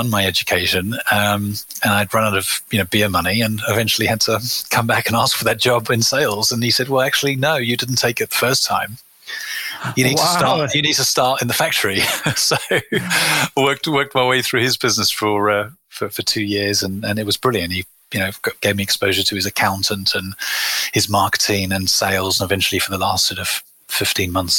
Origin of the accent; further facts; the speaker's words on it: South Africa; moved away as an adult; now in United Kingdom; I was born in South Africa to parents of British and European heritage